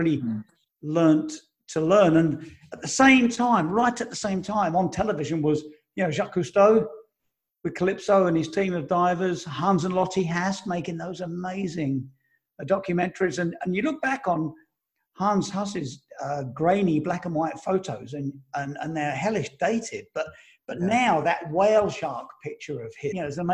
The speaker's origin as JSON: {"language": "English", "town": "Romford", "region": "London", "country": "United Kingdom", "tie": "born or raised there", "also_born_or_lived": "United States", "moved": "as an adult", "said": "I grew up in Romford, Essex"}